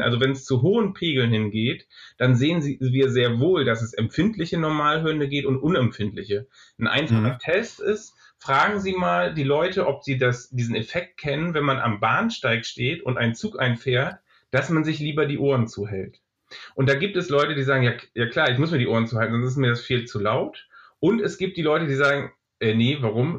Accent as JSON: {"language": "German", "country": "Germany", "said": "bei uns in Deutschland"}